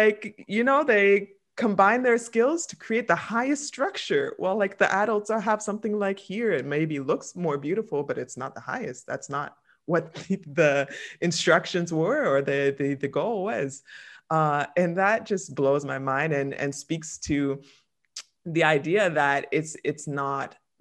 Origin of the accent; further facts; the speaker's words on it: Canada; moved away as an adult; I've been living away from Canada now 15 years, I believe, the more Canadian I become